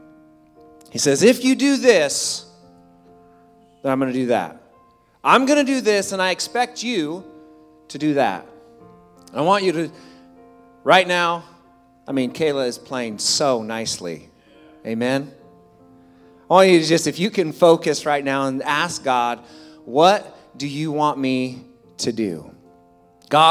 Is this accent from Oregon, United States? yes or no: yes; Clatsop County, Oregon, United States; my hometown church in Clatsop County